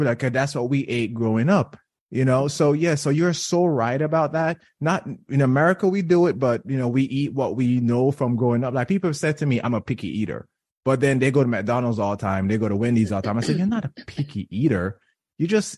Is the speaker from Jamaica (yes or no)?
yes; Jamaica; moved away; I'm Jamaican